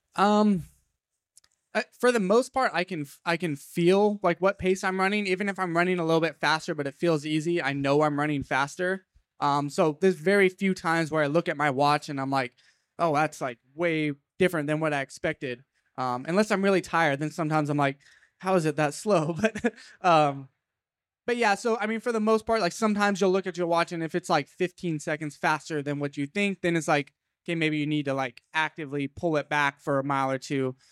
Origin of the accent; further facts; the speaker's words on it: Fresno, California, United States; my hometown of Fresno